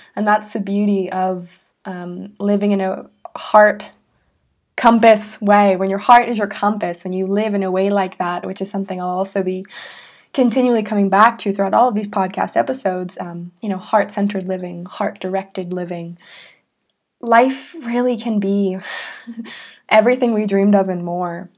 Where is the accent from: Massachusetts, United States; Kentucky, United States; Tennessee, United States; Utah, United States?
Massachusetts, United States; Salem; I was born in Salem, Massachusetts, in the United States.